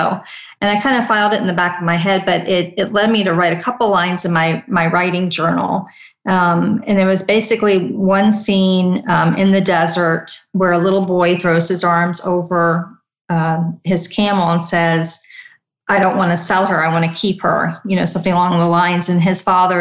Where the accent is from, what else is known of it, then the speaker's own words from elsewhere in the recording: United States; I was born and raised in the United States, my parents immigrated from India